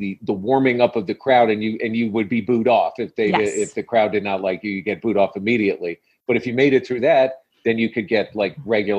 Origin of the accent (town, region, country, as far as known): Washington, District of Columbia, United States; born or raised there; moved away as an adult; now in New York City, United States